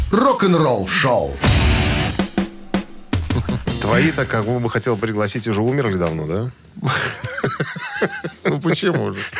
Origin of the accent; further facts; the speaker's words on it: New York, United States; Мы из одного района. Мы из Нью-Йорка, из одного района.